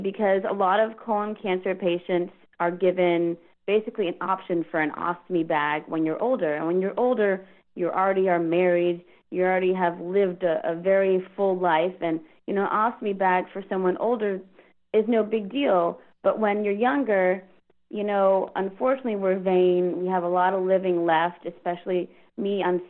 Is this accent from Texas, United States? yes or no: yes; Houston, Texas, United States; also born or lived in Virginia; and so I was in Virginia, and I'm from Houston, and so I'm like, what can I do with my degree for the time being until I find another job?